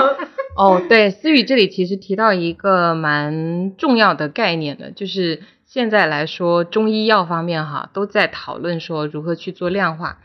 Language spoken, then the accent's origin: Chinese; Guangdong, China; 作为一个广东人